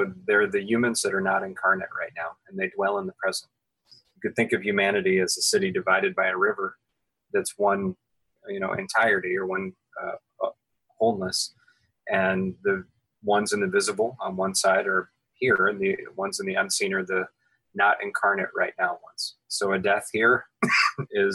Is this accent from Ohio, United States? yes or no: yes; Ohio, United States; also born or lived in California / Western North Carolina; now in Asheville, United States; I grew up in the state of Ohio and then spent time living in California and live now